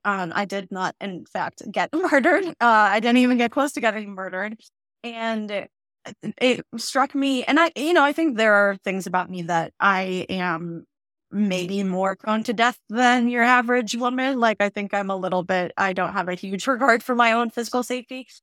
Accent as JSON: {"language": "English", "region": "Northern Illinois", "country": "United States", "tie": "born or raised there", "said": "I grew up in Northern Illinois in a very white area"}